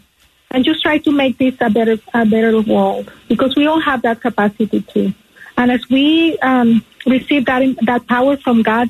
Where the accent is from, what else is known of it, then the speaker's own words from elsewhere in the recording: Nicaragua; moved away; being from Latin America, I'm originally from Nicaragua